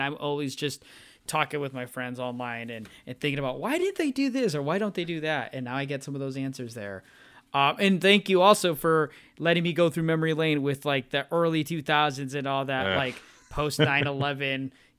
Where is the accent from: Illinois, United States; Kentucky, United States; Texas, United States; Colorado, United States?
Illinois, United States; Northern; growing up in the Northern Illinois area.